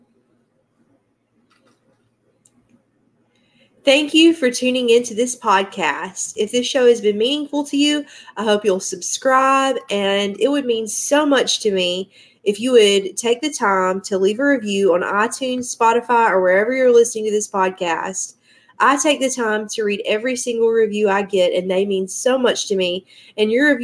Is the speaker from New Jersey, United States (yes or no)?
no; Georgia, United States; So I'm originally from Georgia, in the state of Georgia.